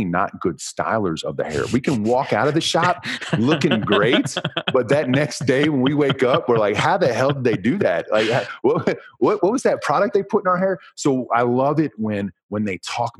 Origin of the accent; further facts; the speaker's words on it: United States; I'm from America